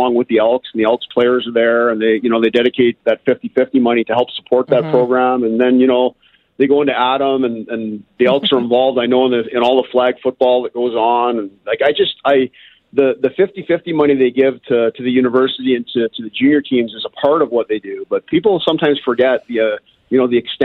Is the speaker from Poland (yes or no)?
no; Toronto, Ontario, Canada; moved away; I grew up in Toronto